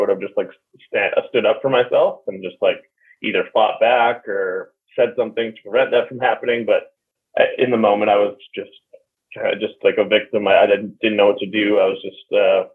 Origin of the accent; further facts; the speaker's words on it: Vancouver, British Columbia, Canada; I was born in Vancouver, Canada